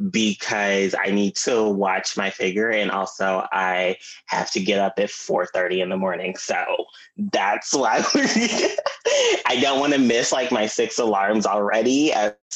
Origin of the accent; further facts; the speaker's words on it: Texas, United States; Uh, I'm from Texas. You know this hot, humid heat that you know where we sometimes have electricity, sometimes we don't.